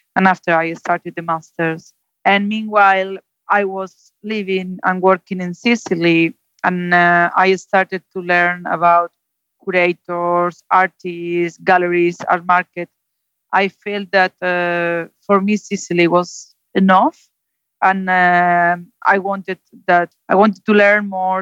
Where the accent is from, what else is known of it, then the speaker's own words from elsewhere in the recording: Zaragoza, Aragon, Spain; English is a second language; moved away as an adult; also born or lived in London; now in Santander, Spain; I'm from Zaragoza. It's more or less in between Barcelona and Madrid